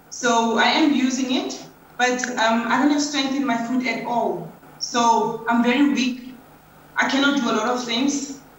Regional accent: South Africa; I'm 46 years old. I'm from South Africa.

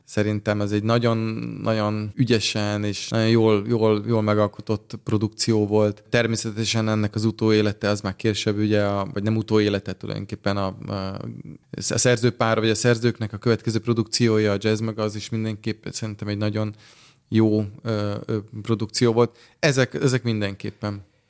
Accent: Budapest, Hungary; az Andrási úton, a Kodály házban, a Kodály köröndön nőttem fel

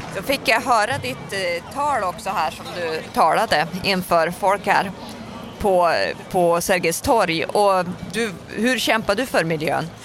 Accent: northern Sweden, Sweden; jag är ju från norra Sverige själv

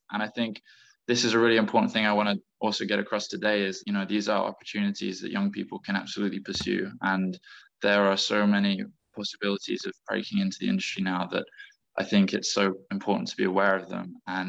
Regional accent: England, United Kingdom; And growing up, I did move a lot, but mostly based in England.

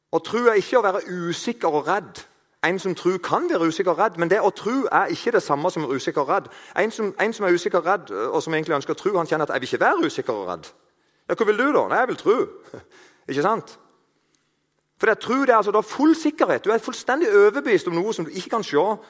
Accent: Eiken, Agder, Norway; moved away; Jeg kommer fra plass til Eiken. Der snakker de ikke helt sånn, men det ligner litt.

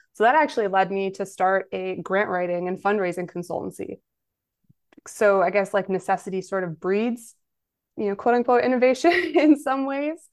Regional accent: Kenosha, Wisconsin, United States; Kenosha is my hometown

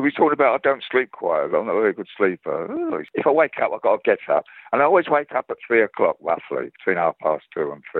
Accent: London, United Kingdom; accent: East End; I've got an East End face, working class face

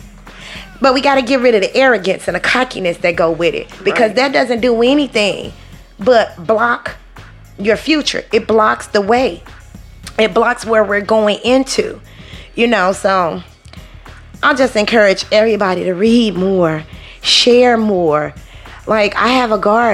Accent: Chicago, Illinois, United States; now in Southern United States, United States; I was born and brought up in Illinois, in Chicago, okay? We live in the South now.

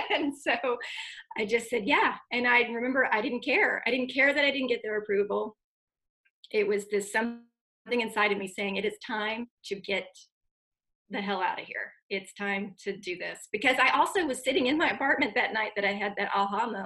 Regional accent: United States; also born or lived in Dallas, Texas; now in Austin, United States; I moved back to my hometown where I lived with my dad and my stepmom in the house where I grew up, while I went to graduate school about 45 minutes north in Oklahoma

